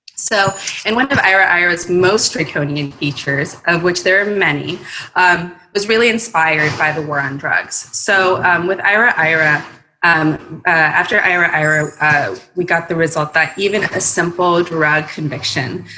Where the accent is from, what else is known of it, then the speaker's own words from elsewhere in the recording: Mexico; now in United States; I'm also an immigrant myself. I was born in Mexico.